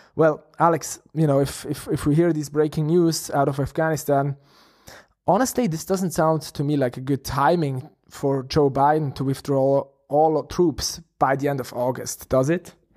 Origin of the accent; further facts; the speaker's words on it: Switzerland; we are from Switzerland